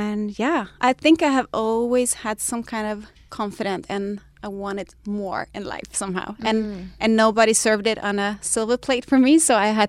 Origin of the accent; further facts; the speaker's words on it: Denmark; I was born in Denmark. My dad is full Danish and my mom was half Brazilian, half Danish.